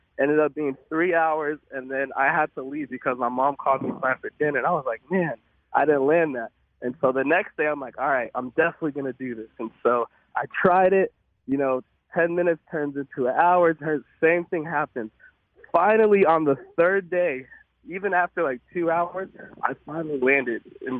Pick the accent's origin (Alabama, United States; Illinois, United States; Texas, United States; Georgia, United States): Texas, United States; Arlington; We grew up in Arlington, Texas